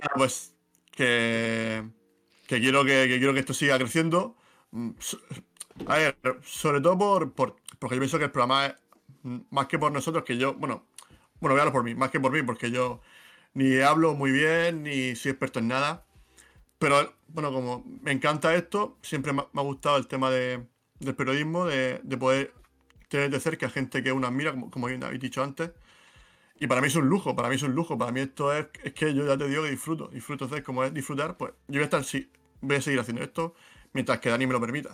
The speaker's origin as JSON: {"language": "Spanish", "region": "Region of Murcia", "country": "Spain", "accent": "Murcian", "said": "él, y yo somos muy murcianos, creo que se nota por el acento"}